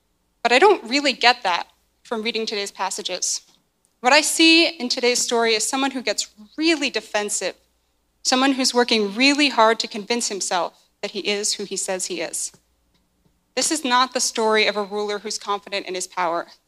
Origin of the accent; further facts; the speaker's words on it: just outside of Seattle, Washington, United States; moved away; I grew up just outside of Seattle.